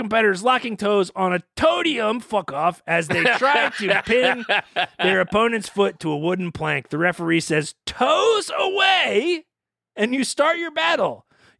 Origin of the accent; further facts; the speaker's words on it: Pittsburgh area, Pennsylvania, United States; I'm from the Northeast, Pittsburgh-ish, Pennsylvania area.